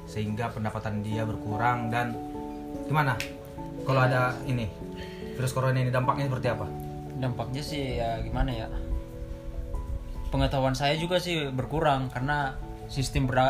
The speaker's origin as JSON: {"language": "Indonesian", "town": "Medan", "region": "North Sumatra", "country": "Indonesia"}